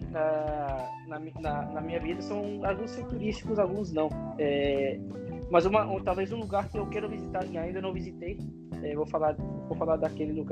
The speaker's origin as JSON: {"language": "Portuguese", "country": "Mexico", "second_language": "Portuguese", "said": "eu nasci no México, eu sou mexicano, eu me sinto muito mexicano"}